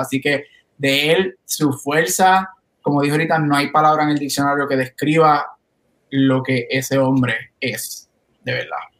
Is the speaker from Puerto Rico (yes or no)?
yes; Puerto Rico; como todo boricua, ustedes saben que nosotros los boricuas somos mixtos de todo